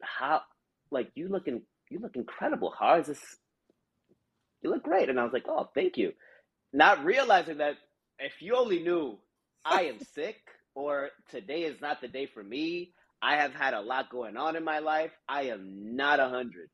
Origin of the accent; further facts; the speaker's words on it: New York City, New York, United States; growing up in the Bronx, we would have the four train um, right by my window